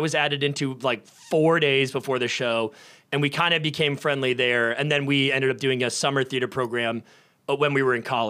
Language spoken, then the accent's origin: English; Nashua, New Hampshire, United States; moved away; I'm pretty much from Boston. I'm from Nashua, New Hampshire.